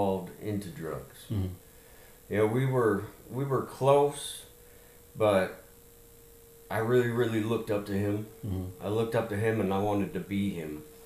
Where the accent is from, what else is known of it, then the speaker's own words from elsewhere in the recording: Laguna Hills, California, United States; moved away as an adult; also born or lived in Chattanooga, Tennessee / Louisiana / Sugar Land, Texas; by the time I was seven, I was in California, Southern California, Laguna Hills. And that's kind of where I grew up till, you know, I stayed there till I was 20 years old.